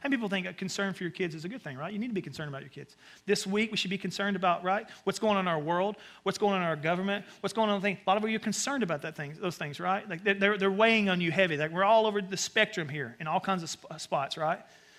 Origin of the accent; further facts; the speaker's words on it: the South, United States; And so I grew up in the South, and my mom would send me out to the woods, which is basically like a forest area.